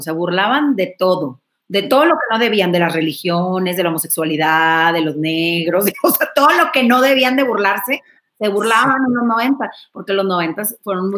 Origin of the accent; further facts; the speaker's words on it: Monterrey, Nuevo León, Mexico; Yo soy de Monterrey, allá en Monterrey